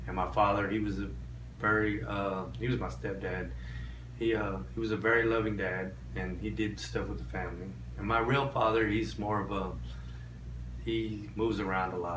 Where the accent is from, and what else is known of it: Rio Grande Valley, Texas, United States; born or raised there; also born or lived in Orlando, Florida